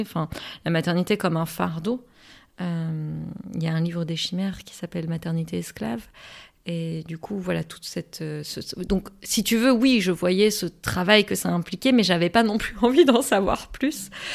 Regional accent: Morocco; moved away; j'ai grandi euh, toute mon adolescence, une bonne partie de mon enfance aussi au Maroc

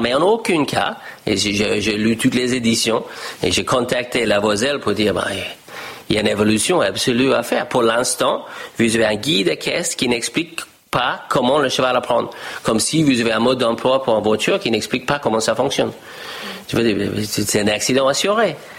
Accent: Australia; French is a second language; moved away as an adult; also born or lived in United States; now in France; je discutais avec ma famille en Australie et je dis je ne vais pas reprendre le ferme familiale

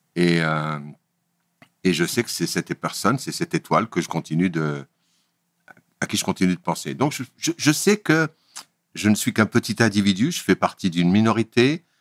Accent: Kabylie, Lorraine, Grand Est, France; first language Kabyle; French is a second language; je suis kabyle, berbère

